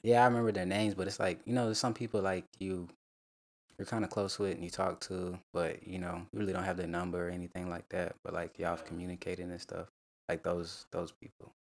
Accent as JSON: {"language": "English", "town": "Rock Hill", "region": "South Carolina", "country": "United States", "said": "I'm from Rock Hill, South Carolina."}